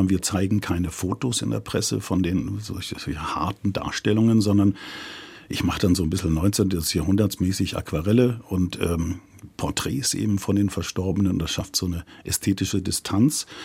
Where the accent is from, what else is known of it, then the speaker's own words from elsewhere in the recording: South Germany, Germany; also wir sind aus Süddeutschland